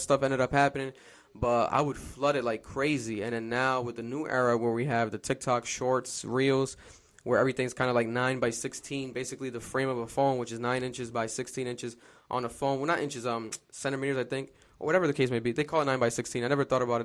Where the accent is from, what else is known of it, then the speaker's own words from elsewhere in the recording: Providence, Rhode Island, United States; I'm from Providence, Rhode Island, born and raised